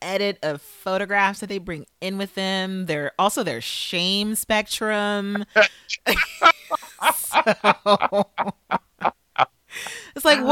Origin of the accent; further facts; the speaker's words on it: California, United States; I'm from California, that was kind of a thing in LA.